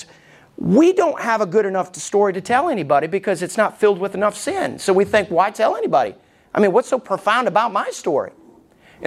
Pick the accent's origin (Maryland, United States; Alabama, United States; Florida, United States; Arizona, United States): Alabama, United States; I was growing up in Alabama